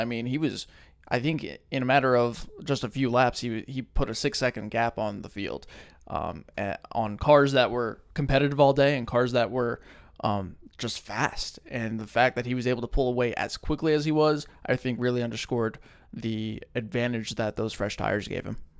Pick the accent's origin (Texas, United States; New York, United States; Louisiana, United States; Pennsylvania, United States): New York, United States; New York City; I was born in Brooklyn